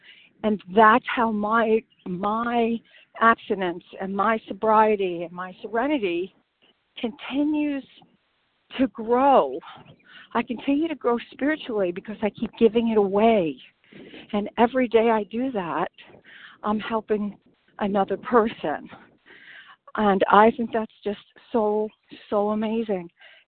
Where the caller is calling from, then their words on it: St. Augustine, Florida, United States; I'm calling from St. Augustine, Florida.